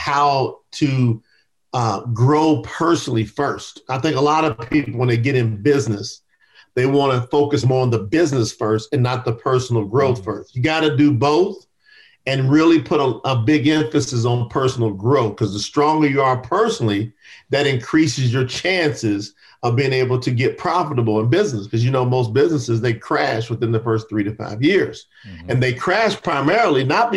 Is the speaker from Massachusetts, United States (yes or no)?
no; Kentucky, United States; I was born in the South in Kentucky. So I grew up in a lot of racial tension and strife in the South.